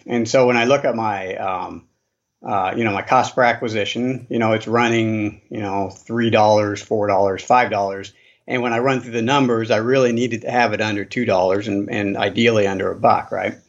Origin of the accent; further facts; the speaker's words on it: Boise, Idaho, United States; I'm from Boise, Idaho